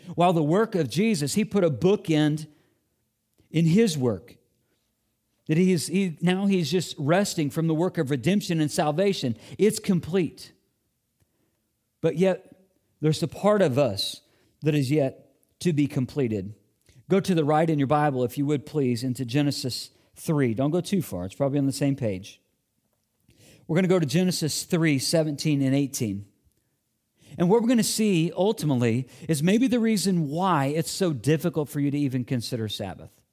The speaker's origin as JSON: {"language": "English", "region": "Illinois", "country": "United States", "tie": "born or raised there", "moved": "yes", "said": "my school age years in growing up in Illinois"}